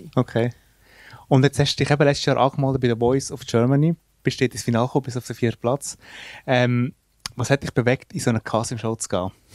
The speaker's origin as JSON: {"language": "German", "country": "Switzerland", "said": "wir kommen aus der Schweiz"}